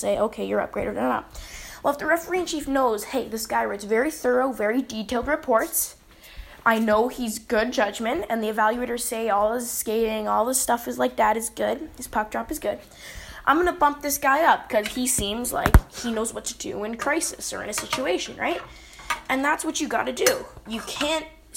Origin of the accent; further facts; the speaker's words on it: Canada; I'm from Canada